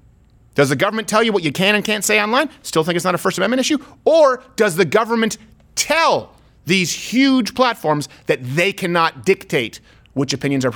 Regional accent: Canada; as a Canadian

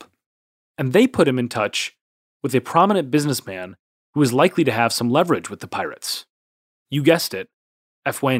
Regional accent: Minneapolis, Minnesota, United States; my hometown of Minneapolis, Minnesota

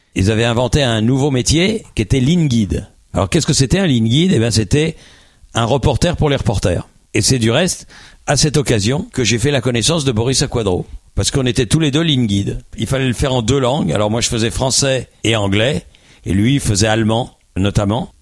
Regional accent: Boulogne-Billancourt, Île-de-France, France; also born or lived in Paris; je suis né à Boulogne-Billancourt, juste à côté du Parc des Princes

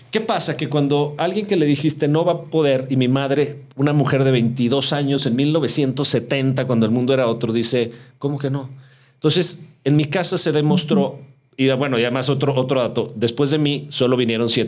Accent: Mexico City, Mexico; born there; Somos, nacimos en la Ciudad de México.

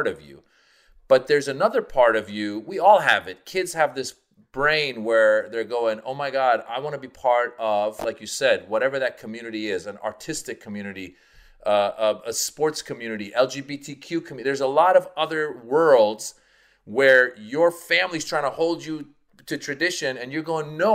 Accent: Northern California, United States; I grew up in Northern California, a lot of like just American friends, handful of Persian friends

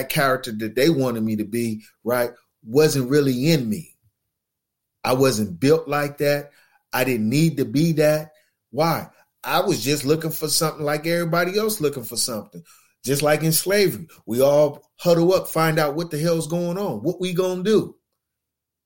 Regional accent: Los Angeles, California, United States; I grew up in West Los Angeles

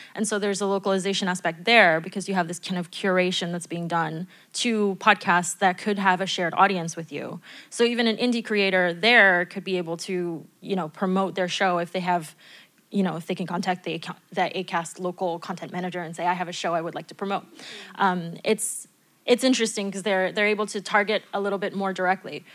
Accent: United States; now in France; as an American

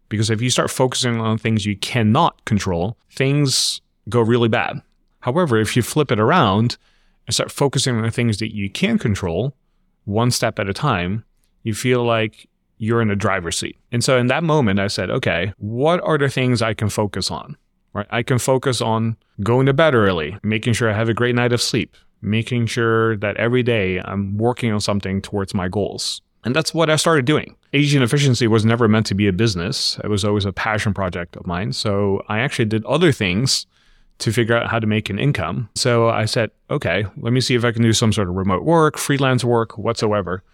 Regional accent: Netherlands; moved away as an adult; also born or lived in refugee camp, Philippines / Los Angeles, United States; about six months old, we end up immigrating to the Netherlands, where I grew up.

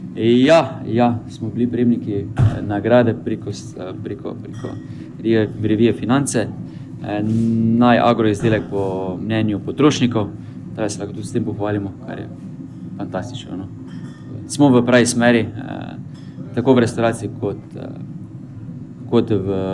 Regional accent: Maribor, Drava, Slovenia; Mariborčani smo

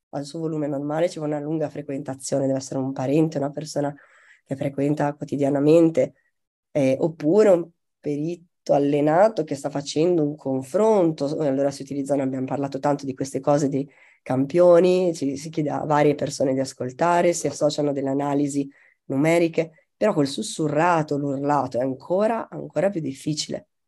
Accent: Italy; accent: Tuscan; io che ho un accento molto misto, quando urlo ho meno la C aspirata toscana

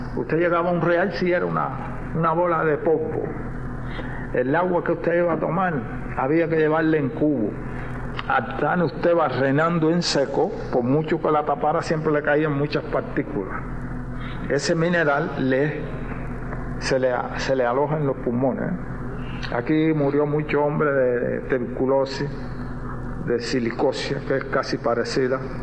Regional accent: Cuba; Nosotros como cubanos

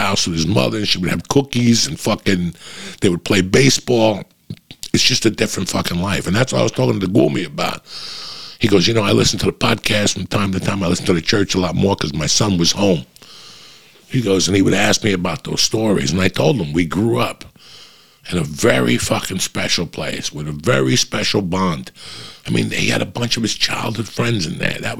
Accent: North Bergen, New Jersey, United States; I grew up in North Bergen.

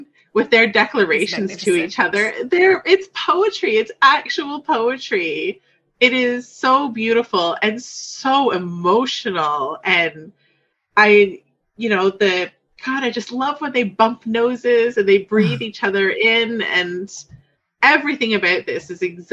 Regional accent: Canada; as a Canadian

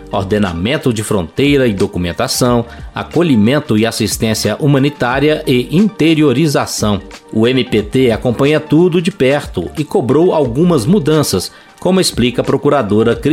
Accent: Haiti; moved away as an adult; now in Brazil; eu venho, eu sou do Haiti

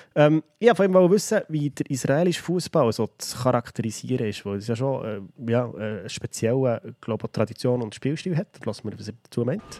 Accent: Switzerland; Bei uns in der Schweiz

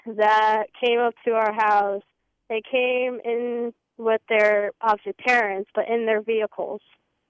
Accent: New York, United States; also born or lived in Fort Bragg, North Carolina; now in Cameron, North Carolina, United States; I'm from New York

